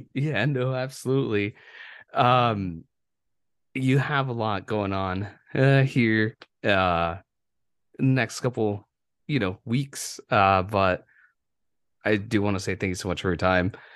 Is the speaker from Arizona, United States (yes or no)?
yes; Yuma, Arizona, United States; moved away; my hometown